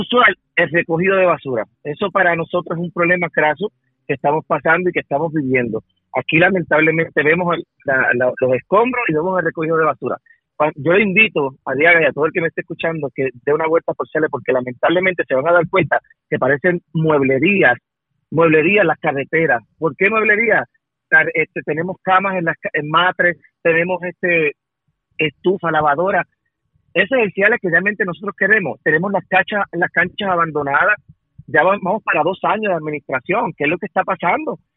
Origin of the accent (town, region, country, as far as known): Ciales, Puerto Rico